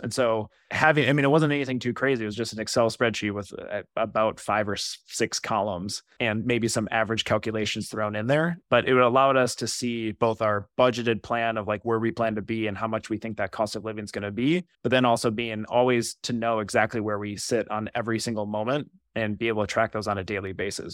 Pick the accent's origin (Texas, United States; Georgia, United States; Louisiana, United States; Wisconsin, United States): Wisconsin, United States; moved away as an adult; now in Twin Cities, United States; I'm originally from Wisconsin